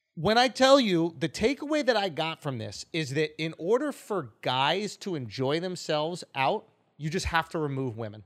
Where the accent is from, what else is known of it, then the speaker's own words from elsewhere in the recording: New York City, New York, United States; I grew up in East Village